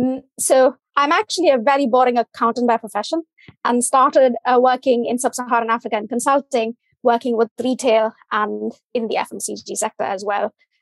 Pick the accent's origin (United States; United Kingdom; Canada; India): India; English is a second language; From India.